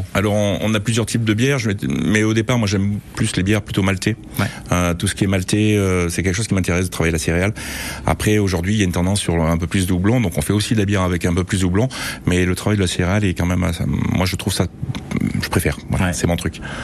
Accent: Auvergne-Rhône-Alpes, France; Je suis auvergnat

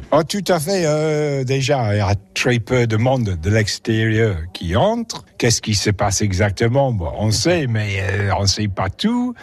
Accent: England, United Kingdom; French is a second language; moved away as an adult; now in Rosnay, France; je suis anglais

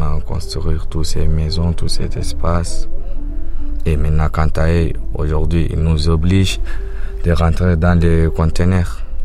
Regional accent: Sudan; moved away as an adult; also born or lived in Libya / Germany; now in Calais, France; chez moi au Soudan

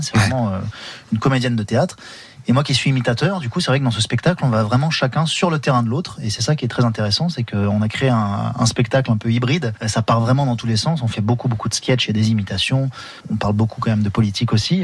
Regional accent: Saint-Laurent-du-Var, Provence-Alpes-Côte d'Azur, France; also born or lived in Cagnes-sur-Mer / Nice; now in Cannes, France; j'ai grandi à Saint-Laurent-du-Var, j'ai fait toute ma scolarité

